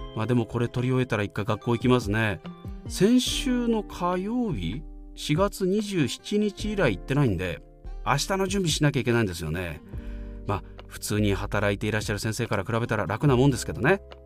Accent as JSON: {"language": "Japanese", "region": "Fukui", "country": "Japan", "tie": "born or raised there", "said": "現在35歳地元福井でナレーションイベント MC"}